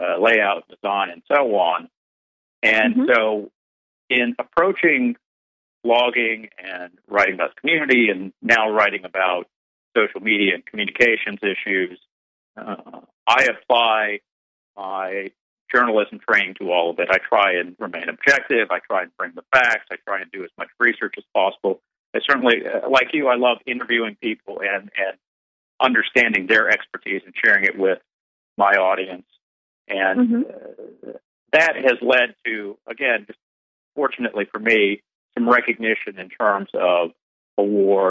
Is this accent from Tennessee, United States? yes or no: no; Birmingham, Alabama, United States; my hometown, Birmingham